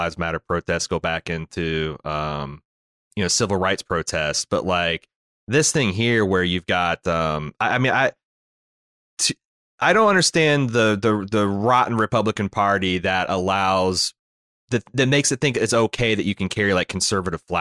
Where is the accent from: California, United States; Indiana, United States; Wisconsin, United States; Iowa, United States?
Indiana, United States; when I was growing up, it was very rare to see a Confederate flag flying in Indiana